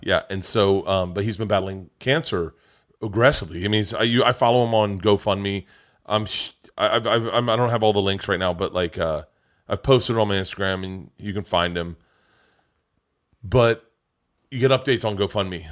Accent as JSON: {"language": "English", "region": "Florida", "country": "United States", "tie": "born or raised there", "said": "growing up in Florida"}